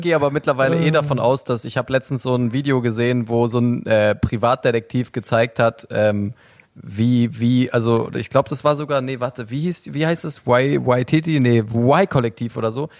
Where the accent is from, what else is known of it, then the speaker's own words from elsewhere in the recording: Turkey; als Türke